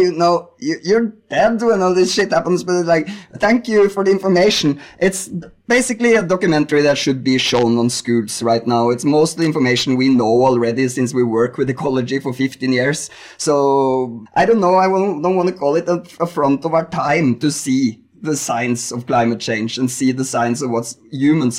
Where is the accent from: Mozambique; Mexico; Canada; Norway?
Norway; I'm from Norway. I live in Norway.